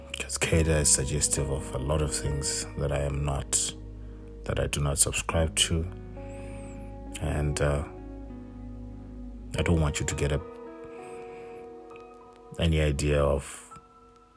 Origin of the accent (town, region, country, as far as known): South Africa